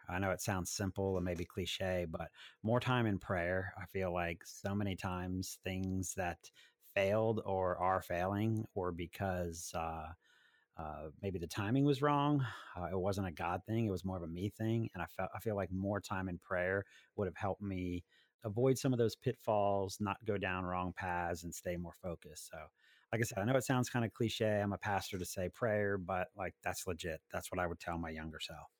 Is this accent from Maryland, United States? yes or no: yes; Maryland, United States; also born or lived in Washington, D.C.; I was born in Washington, D C, and have lived most of my life in Maryland